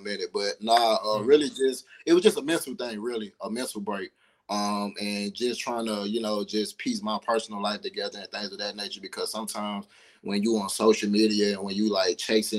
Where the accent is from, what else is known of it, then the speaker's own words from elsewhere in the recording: East Point, Georgia, United States; also born or lived in New Orleans, Louisiana; as far as East Point, as far as Atlanta, East Point to be exact, is where I grew up